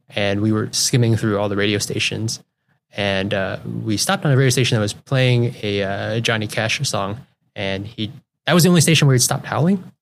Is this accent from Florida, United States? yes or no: no; Juneau, Alaska, United States; also born or lived in South Everett, Washington / Connecticut; now in Seattle area, United States; I, uh, grew up in Juneau, Alaska